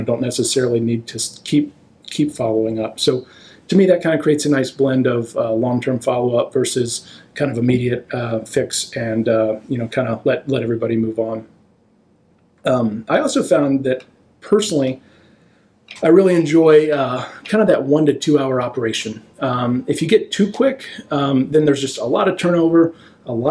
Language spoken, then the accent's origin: English; Texas, United States; moved away as an adult; also born or lived in Chapel Hill, North Carolina / Michigan; now in Providence, United States; I grew up in Texas, a small town